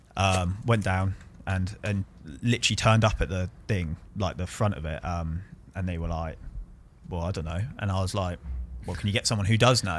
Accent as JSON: {"language": "English", "town": "Bournemouth", "region": "South West England", "country": "United Kingdom", "said": "I'm from Bournemouth"}